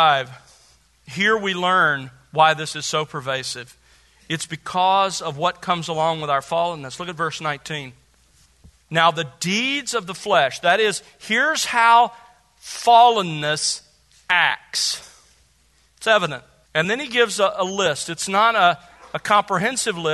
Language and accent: English; Gulf Coast, United States; I grew up on the Gulf Coast